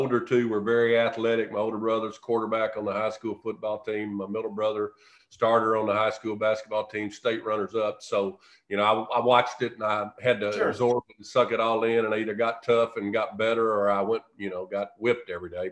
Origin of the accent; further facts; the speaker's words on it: West Helena, Arkansas, United States; moved away as an adult; I grew up in West Helena, Arkansas, which at the time was the sister city to Helena